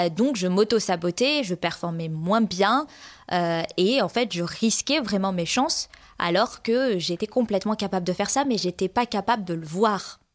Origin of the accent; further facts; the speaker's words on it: France; now in Sweden; j'habite en Suède, euh, mais je suis française